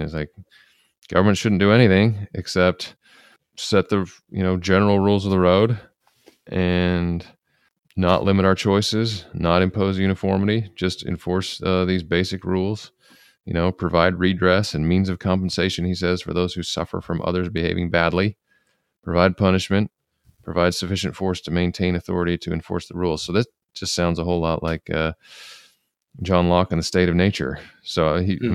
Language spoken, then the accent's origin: English; United States; as American conservatives